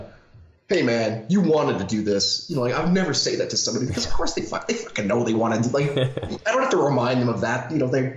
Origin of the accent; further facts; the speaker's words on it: Canada; I'm Canadian